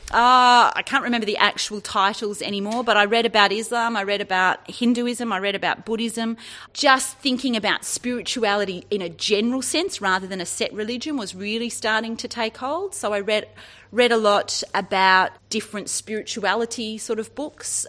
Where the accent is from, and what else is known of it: Sydney, New South Wales, Australia; born or raised there; now in Orange, Australia